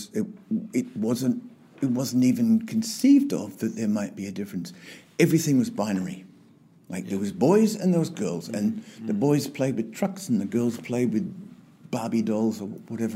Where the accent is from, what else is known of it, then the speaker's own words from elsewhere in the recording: Queensland, Australia; also born or lived in England; When I was 8 and my brother was 10, we moved to Australia from England. And I started my schooling and grew up and went through primary school and high school in Queensland